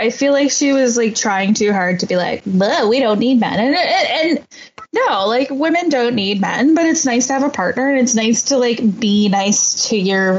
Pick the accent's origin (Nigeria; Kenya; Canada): Canada; near Niagara Falls, Ontario; I'm from near Niagara Falls.